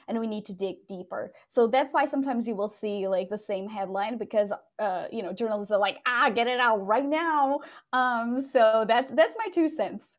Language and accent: English; Portugal; also born or lived in London, United Kingdom; now in Dallas, United States; I moved from Portugal, where I'm originally from, to London in the UK, and then from the UK to, to Dallas.